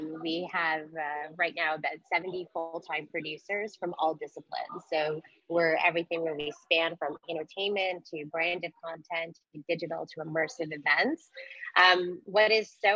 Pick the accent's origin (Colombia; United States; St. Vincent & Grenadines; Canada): Canada; we're Canadian